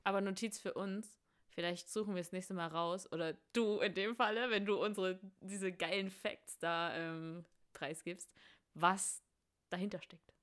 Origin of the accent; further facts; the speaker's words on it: Saxony, Germany; wir kommen alle aus Sachsen